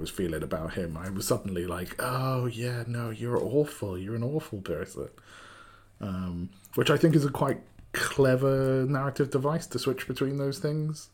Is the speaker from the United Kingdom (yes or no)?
yes; Wales, United Kingdom; also born or lived in Cardiff; I'm, I'm from Wales, uh, in the U K. Uh, so I live in a place called Cardiff, which is a capital city